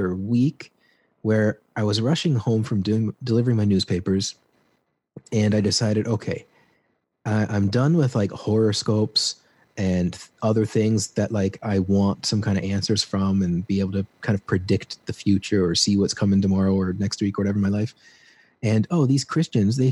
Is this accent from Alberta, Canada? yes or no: no; Peterborough, Ontario, Canada; moved away as an adult; now in Peru; I grew up in this small town, you've never heard of it, Ontario, called Peterborough